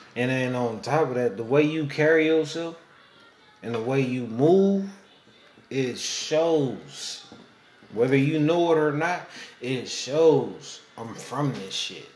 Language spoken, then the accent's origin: English; Oakland, California, United States; I'm from East Oakland